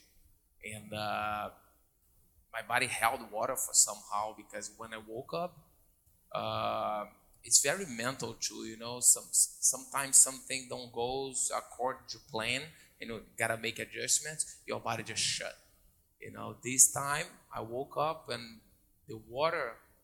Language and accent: English; Niterói, Rio de Janeiro, Brazil; Born and raised in Niterói, Brazil, Rio de Janeiro